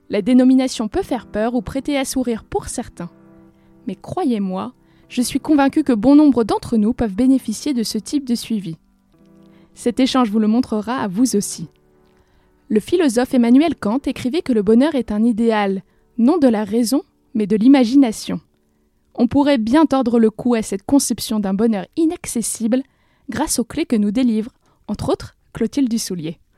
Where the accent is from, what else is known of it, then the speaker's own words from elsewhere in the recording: Courbevoie, Île-de-France, France; j'ai grandi à Courbevoie, euh, donc en toute proche région